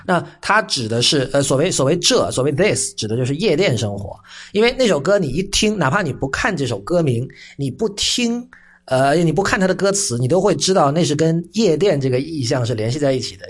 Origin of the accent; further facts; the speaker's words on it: Shenzhen, Guangdong, China; 因为我是在深圳长大嘛，所以，呃，在深圳长大有一个好处吧，就是我们从小是看这个香港电视台